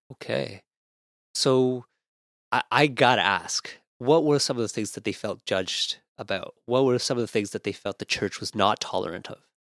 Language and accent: English; Ottawa, Ontario, Canada; now in Toronto, Canada; growing up in Ottawa